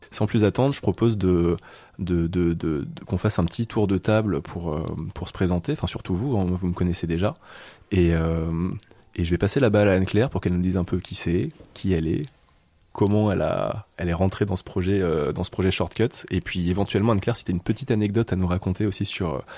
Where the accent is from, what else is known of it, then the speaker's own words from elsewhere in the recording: Lyon, Auvergne-Rhône-Alpes, France; Moi, je viens de Lyon, c'était pas très loin.